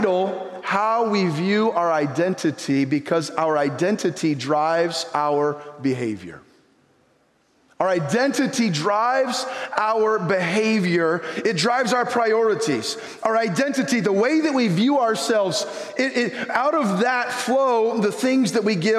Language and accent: English; United States; I'm an American.